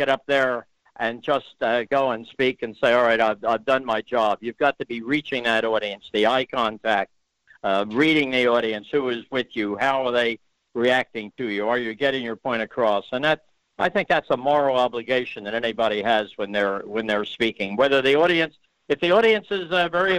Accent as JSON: {"language": "English", "town": "Philadelphia", "region": "Pennsylvania", "country": "United States", "said": "I'm from Philadelphia, and we Philadelphians do tend to speak with a bit of nasality in our voice"}